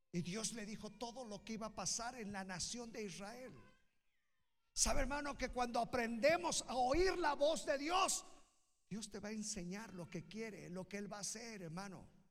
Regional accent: Naucalpan, State of Mexico, Mexico; yo soy de Naucalpan

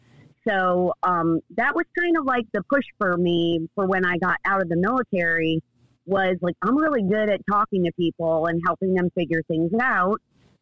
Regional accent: the South, United States; accent: Southern; now in Charleston, United States; But then whenever I go home or talk to anybody from New York, they're like, wow, you have a Southern accent.

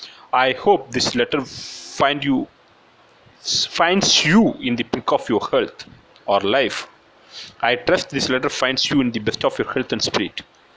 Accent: Theni, Tamil Nadu, India; English is a second language; I hail from Theni, a small town in Tamil Nadu.

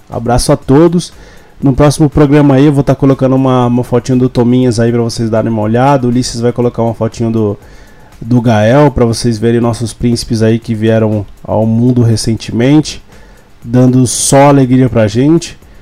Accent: Brazil

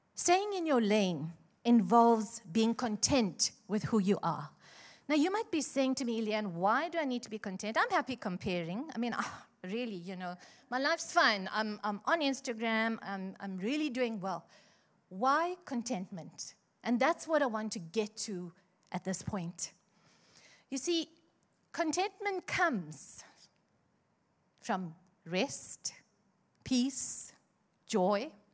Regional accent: Chatsworth, KwaZulu-Natal, South Africa; I grew up in Chatsworth

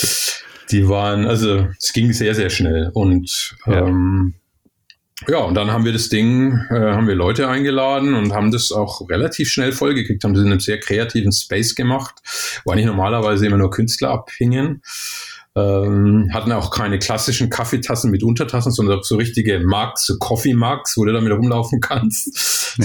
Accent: Germany; moved away; also born or lived in Sydney, Australia; bei uns in Deutschland

